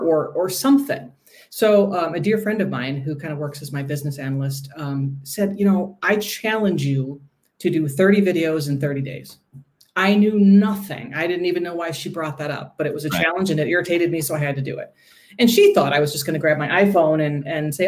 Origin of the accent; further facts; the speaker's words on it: Milwaukee, Wisconsin, United States; I hail from Milwaukee